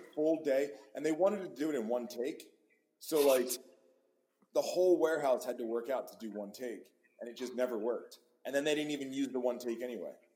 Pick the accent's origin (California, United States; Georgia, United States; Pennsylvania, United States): Pennsylvania, United States; moved away; i grew up in pennsylvania